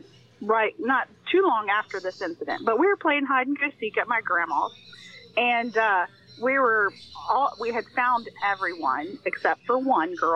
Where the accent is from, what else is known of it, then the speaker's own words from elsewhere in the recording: Adams County, Ohio, United States; I grew up in Adams County, Ohio, which I grew up right in the heart of the Amish community